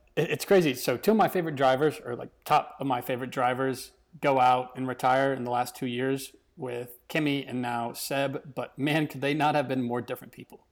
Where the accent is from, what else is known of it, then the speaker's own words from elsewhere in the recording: United States; as Americans